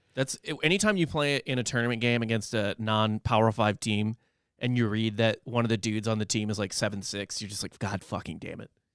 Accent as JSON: {"language": "English", "town": "St. Louis", "region": "Missouri", "country": "United States", "tie": "born or raised there", "said": "I grew up in Saint Louis, where the Post Dispatch covers both Missouri and Illinois."}